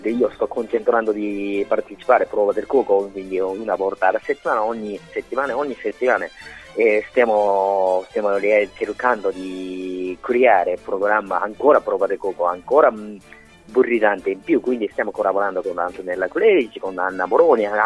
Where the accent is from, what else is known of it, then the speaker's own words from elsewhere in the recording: Japan; Italian is a second language; now in Italy; oppure il mio paese, la cucina giapponese, e portiamo in Italia.